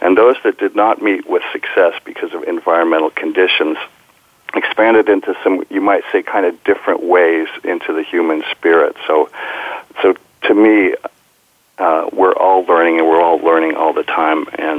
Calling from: Pacifica, California, United States; Well, I'm talking from my home. I call it Sky Ranch in Pacifica, California.

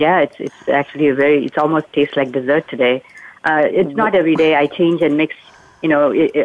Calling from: Palo Alto, California, United States; I am calling from Palo Alto, California.

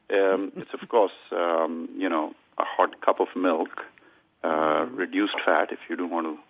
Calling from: Plano, Texas, United States; I'm calling from Dallas, Texas, actually in Plano, which is a suburb in the Dallas Metroplex.

